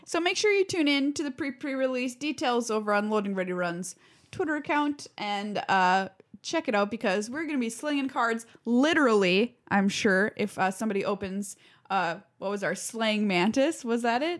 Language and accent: English; Duluth, Minnesota, United States; I grew up in Duluth where all our lives revolve around that lift bridge